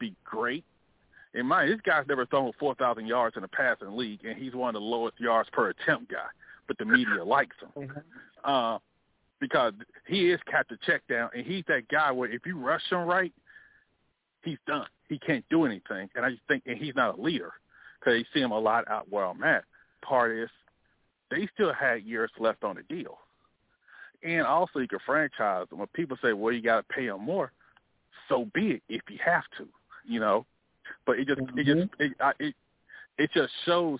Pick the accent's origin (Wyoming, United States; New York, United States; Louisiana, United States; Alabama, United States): Alabama, United States; Montgomery; moved away; in Montgomery, my hometown